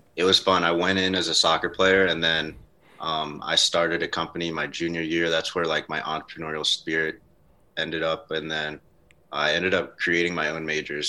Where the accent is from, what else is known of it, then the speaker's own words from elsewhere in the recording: North Carolina, United States; me coming out of North Carolina. I spent a lot of time outside